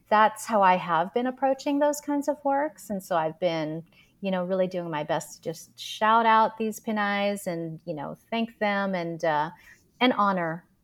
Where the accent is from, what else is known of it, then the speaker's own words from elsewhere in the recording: Philippines; why am I here as a Filipina in this place?